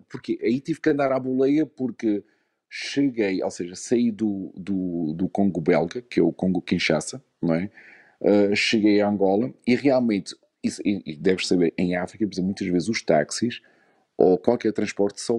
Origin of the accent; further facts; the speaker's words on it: Luxembourg; born there; não nasci em Portugal, nasci no Luxemburgo, mas meus pais são, são portugueses, não é?